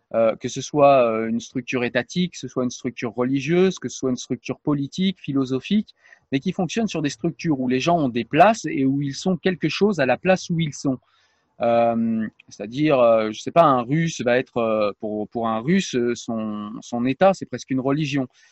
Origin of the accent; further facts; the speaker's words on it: France; je suis français